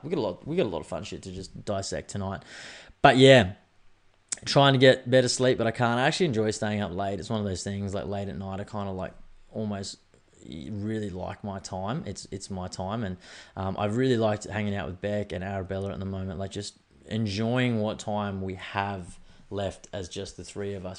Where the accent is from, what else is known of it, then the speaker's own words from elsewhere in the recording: Australia; I'm an Australian man with Irish roots